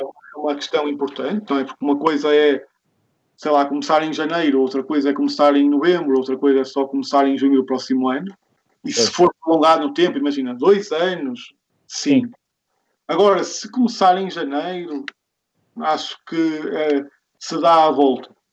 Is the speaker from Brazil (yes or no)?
no; the North, Norte, Portugal; eu sou aqui da Zona, da zona Norte